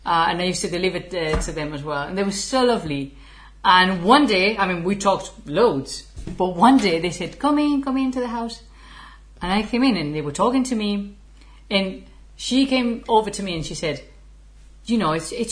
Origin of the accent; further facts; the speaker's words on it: Spain; English is a second language; moved away as an adult; also born or lived in England; I'm not from Germany, I'm from Spain.